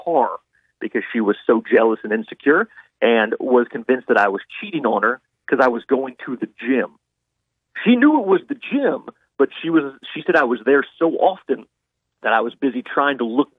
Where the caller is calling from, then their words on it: Blanchard, Louisiana, United States; I'm calling in from Blanchard.